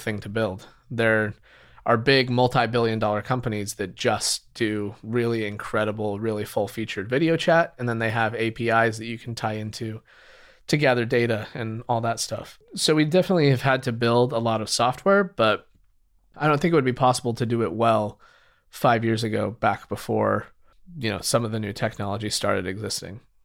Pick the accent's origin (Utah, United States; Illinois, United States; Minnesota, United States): Utah, United States; moved away as an adult; now in San Francisco, United States; I grew up in Utah